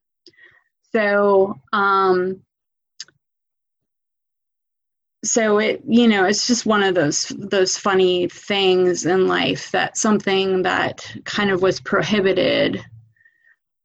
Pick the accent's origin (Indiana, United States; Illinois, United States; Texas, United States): Illinois, United States; Chicago; now in Bexley, Ohio, United States; I grew up in Chicago